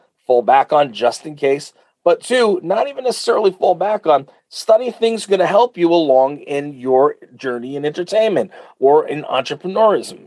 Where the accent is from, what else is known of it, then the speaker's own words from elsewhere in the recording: Uniondale, New York, United States; I grew up in Uniondale.